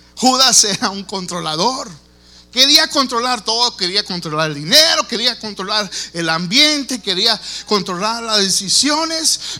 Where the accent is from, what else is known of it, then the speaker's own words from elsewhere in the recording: Texas, United States; yo nací aquí en los Estados Unidos, yo soy aquí nativo de, Texas